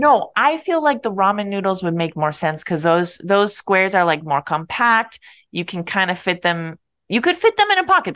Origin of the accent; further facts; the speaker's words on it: Minnesota, United States; moved away; Mall of America it's our mall as Minnesotan